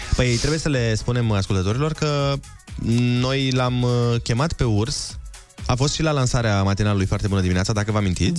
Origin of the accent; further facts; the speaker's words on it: Suceava, Suceava County, Romania; din același oraș ca și mine